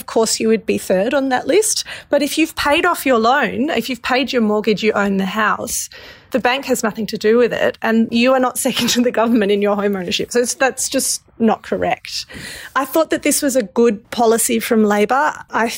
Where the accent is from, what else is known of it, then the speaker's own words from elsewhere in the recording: Australia; we as the Australian public